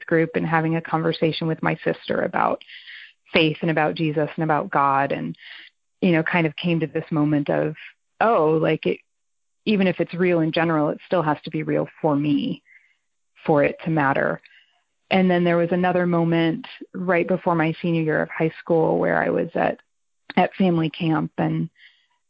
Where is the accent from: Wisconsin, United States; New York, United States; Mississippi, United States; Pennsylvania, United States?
New York, United States; foothills of the Catskill Mountains; I was in New York. I mean, it wasn't the city